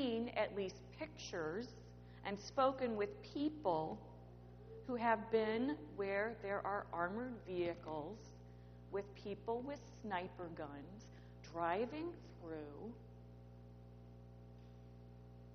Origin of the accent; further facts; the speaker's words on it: Creve Coeur, Missouri, United States; moved away; also born or lived in Manhattan, New York; I grew up in Creve Coeur, Missouri, which is just about 20 minutes away from Ferguson.